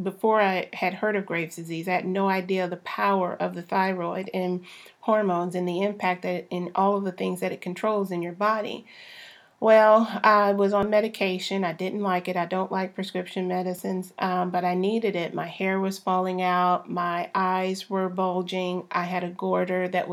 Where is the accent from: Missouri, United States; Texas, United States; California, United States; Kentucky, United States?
Texas, United States; I'm a Southern girl born and raised in Texas